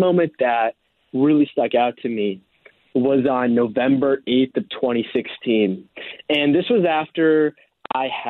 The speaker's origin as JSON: {"language": "English", "region": "East Coast of the United States", "country": "United States", "tie": "born or raised there", "said": "I grew up on the East Coast of the United States."}